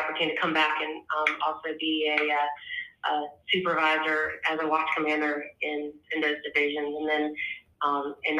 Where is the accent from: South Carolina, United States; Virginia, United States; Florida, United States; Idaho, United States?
Virginia, United States; Alexandria; moved away as an adult; now in Myrtle Beach, United States; I'm originally from Alexandria, Virginia, and that's where I went to school